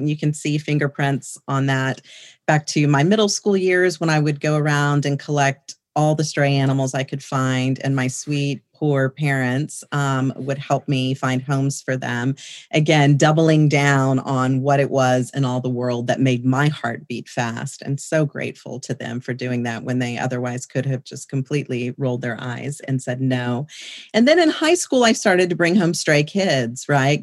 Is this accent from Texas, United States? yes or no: yes; San Antonio, Texas, United States; also born or lived in Boerne, Texas; born and raised in San Antonio, Texas